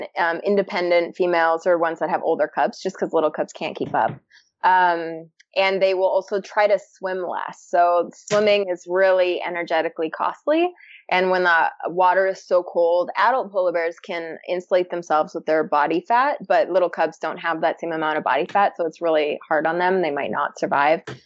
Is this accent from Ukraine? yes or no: no; Canada; that being the Canadian.